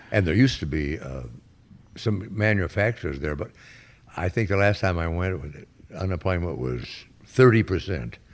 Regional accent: Danville, Illinois, United States; moved away as an adult; also born or lived in New Orleans / New York; I grew up in Illinois, Danville, Illinois.

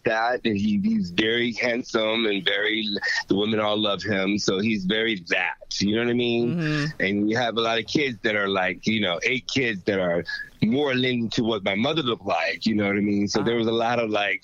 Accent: Richmond, Virginia, United States; I was born and raised in Richmond, Virginia, Ooh. In Arico County

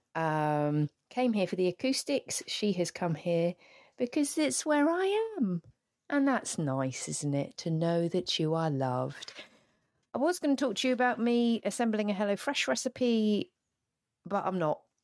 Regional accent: the Southeast, South East England, United Kingdom; I grew up in the Southeast

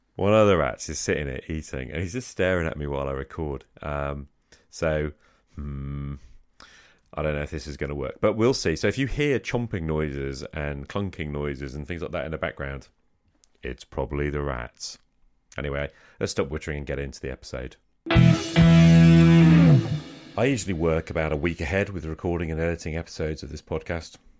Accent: United Kingdom; I'm British

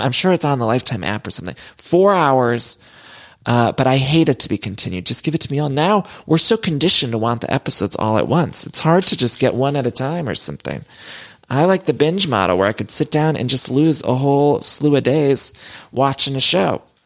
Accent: Solon, Ohio, United States; I grew up in Solo and right outside of Cleveland

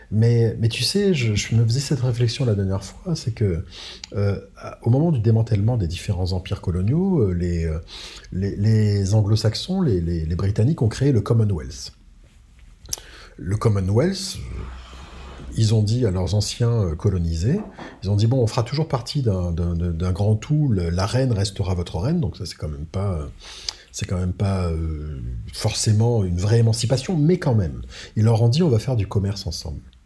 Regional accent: Réunion; moved away as an adult; also born or lived in Madagascar; je suis, né, à Madagascar certes, mais je suis né français, j'ai grandi à La Réunion.

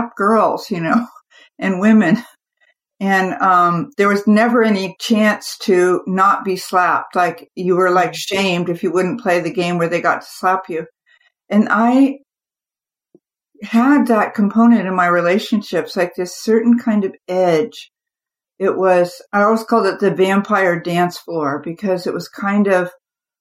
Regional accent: California, United States; I grew up in the California sun

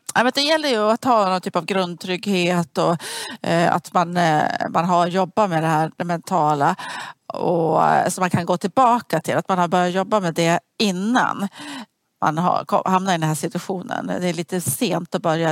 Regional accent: Sweden; jag som var svensk

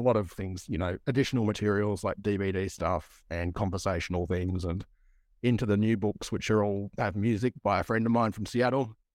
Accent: Broken Hill, New South Wales, Australia; I come from Broken Hill in Far West in New South Wales

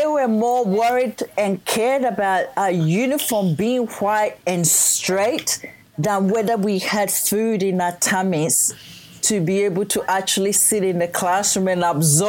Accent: Ghana; English is a second language; moved away as an adult; now in Australia; Yeah, so I was born in Ghana, West Africa.

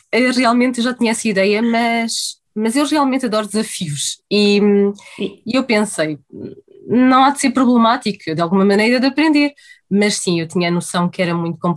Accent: Lisbon, Portugal; eu nasci em Lisboa realmente, mas eh, a minha vida foi sempre um pouco saltar de terra em terra, porque os meus pais são de Trás-os-Montes, por isso eu considero-me com muitas raízes transmontanas e hum, a minha infância foi em Lisboa

